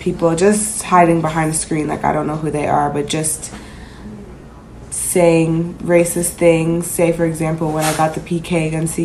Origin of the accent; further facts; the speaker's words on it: Canada; moved away as an adult; also born or lived in Florida; now in United States; growing up in Canada, being in the States